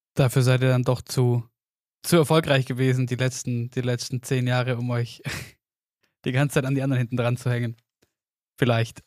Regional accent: Oberstdorf, Bavaria, Germany; bei uns daheim in Oberstdorf

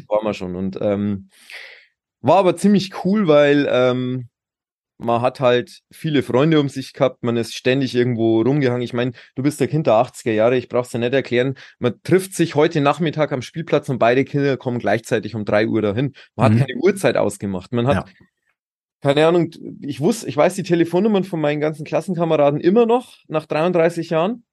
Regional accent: Pullenreuth, Bavaria, Germany; ich komme aus der nördlichen Oberpfalz. In, das ist ähm, Boinerath, also Pullenreuth, wie es so schön heißt. Mhm. Ähm, Landkreis Tirschenreuth und da bin ich sehr, sehr behütet aufgewachsen

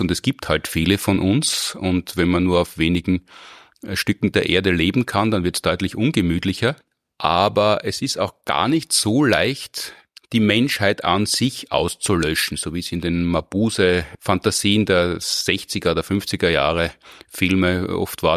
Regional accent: Austria; bei uns in Österreich

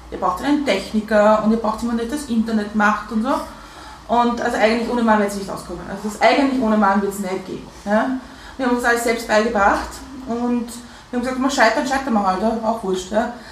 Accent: United Kingdom; Und ich bin halt Britin, ich kenne das aus Großbritannien sehr stark

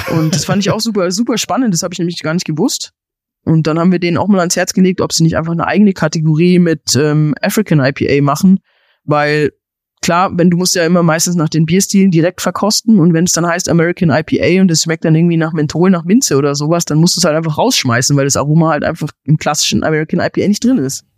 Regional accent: Germany; bei uns in Deutschland

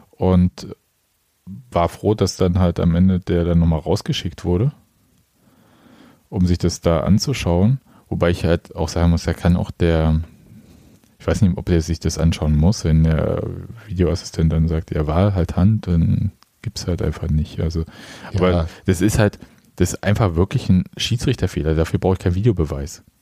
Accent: Stuttgart, Baden-Württemberg, Germany; Aber als Stuttgarter kann ich einfach irgendwie äh, einen Unionsspieler wegflexen

